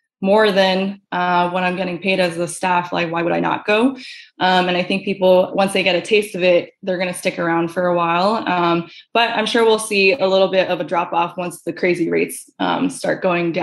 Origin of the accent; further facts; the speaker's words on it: New York, United States; moved away as an adult; I born and raised in New York